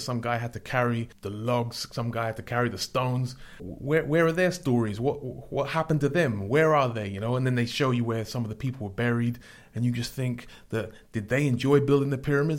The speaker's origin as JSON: {"language": "English", "region": "London", "country": "United Kingdom", "tie": "born or raised there", "said": "I grew up in London"}